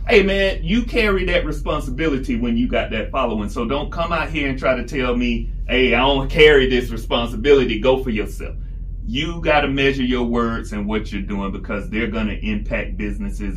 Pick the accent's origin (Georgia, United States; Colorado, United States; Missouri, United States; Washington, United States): Georgia, United States; South; Where I grew up in South Georgia